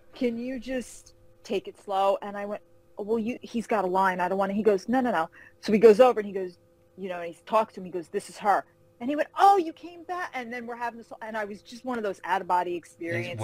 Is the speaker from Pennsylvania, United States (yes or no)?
no; Carmel, New York, United States; moved away as an adult; now in Charlotte, United States; I grew up uh, in Carmel, New York, a little town outside of Manhattan